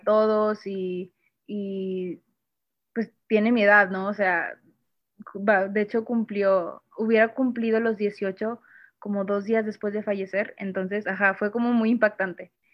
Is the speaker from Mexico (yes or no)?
yes; Monterrey, Nuevo León, Mexico; soy de Monterrey